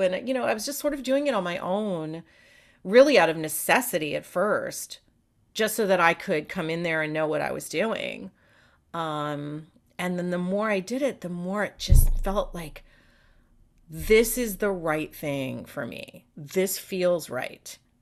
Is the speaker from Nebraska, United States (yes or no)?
no; the Peninsula, south of San Francisco, California, United States; also born or lived in New York; So I grew up on the peninsula. Okay. So just south of San Francisco. We lived in New York until I was seven, and then we moved out here. And I grew up in California